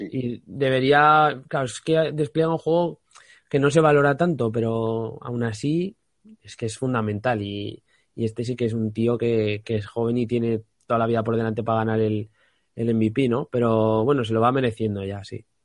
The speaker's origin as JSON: {"language": "Spanish", "country": "Spain", "said": "como español"}